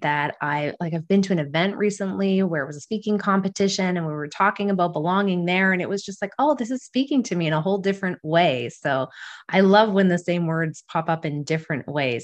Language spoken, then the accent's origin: English; Alberta, Canada; now in Kingston, Canada; I'm originally from Alberta